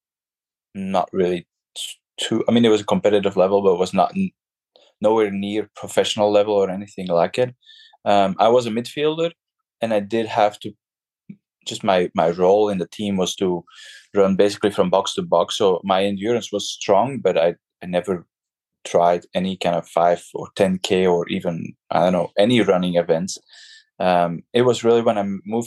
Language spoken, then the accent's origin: English; Belgium; moved away as an adult; now in San Francisco, United States; I currently live in San Francisco in California, and I'm originally from Belgium. I moved to California about 7 years ago.